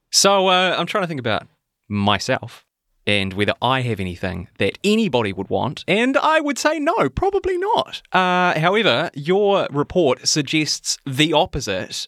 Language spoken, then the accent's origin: English; New Zealand; I'm a New Zealander.